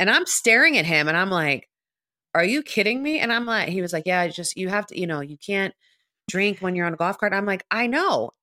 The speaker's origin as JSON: {"language": "English", "town": "Philadelphia", "region": "Pennsylvania", "country": "United States", "said": "I'm from Philly"}